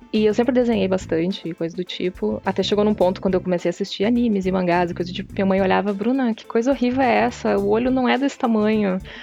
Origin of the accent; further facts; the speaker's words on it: Santa Cruz do Sul, Rio Grande do Sul, Brazil; Eu sou do interior, eu sou de Santa Cruz do Sul